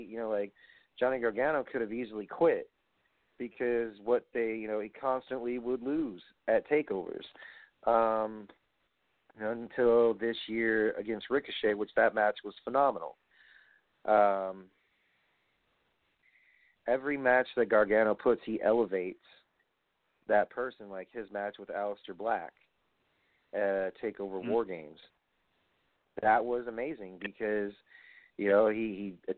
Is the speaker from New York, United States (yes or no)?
yes; New York, United States; I'm from New York